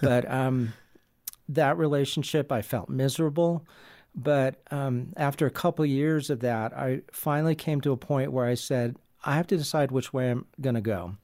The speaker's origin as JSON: {"language": "English", "town": "San Diego", "region": "California", "country": "United States", "tie": "born or raised there", "said": "I grew up in San Diego, California"}